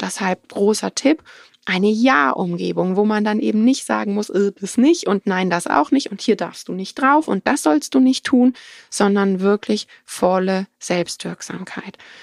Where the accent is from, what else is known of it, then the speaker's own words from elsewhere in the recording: Germany; bei uns in Deutschland